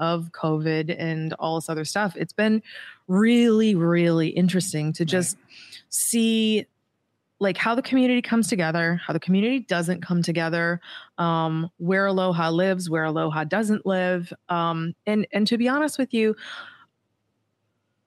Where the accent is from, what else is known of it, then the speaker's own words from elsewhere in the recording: Massachusetts, United States; moved away as an adult; now in Hawaii, United States; I'm from Massachusetts